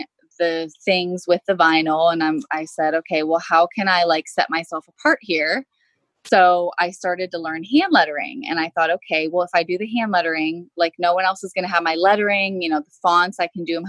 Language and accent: English; Pittsburgh, Pennsylvania, United States; I'm from the Pittsburgh, Pennsylvania area.